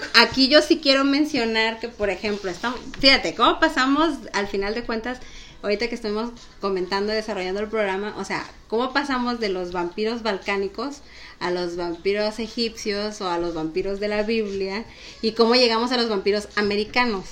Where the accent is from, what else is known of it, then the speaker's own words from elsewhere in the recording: Mexico; como los mexicanos hablamos